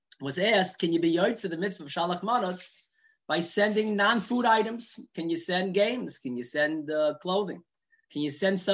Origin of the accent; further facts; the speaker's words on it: New York City, New York, United States; growing up in Borough Park